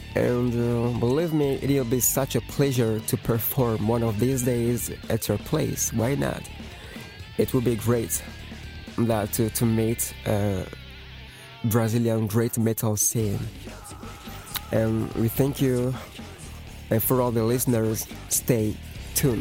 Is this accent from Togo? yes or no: yes; Togo; English is a second language; we're coming from Togo. Togo is a little country from West Africa